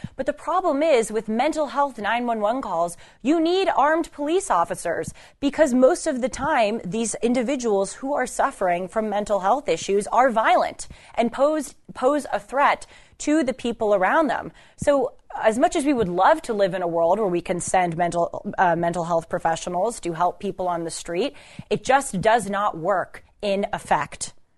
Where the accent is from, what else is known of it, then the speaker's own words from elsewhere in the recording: Los Angeles, California, United States; though I grew up in Los Angeles, I was raised here until I was eighteen